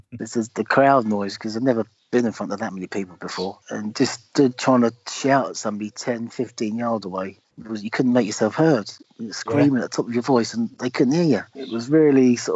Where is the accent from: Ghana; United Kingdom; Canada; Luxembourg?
United Kingdom; London; I was born in London. Well, obviously went to school in London, played my football in London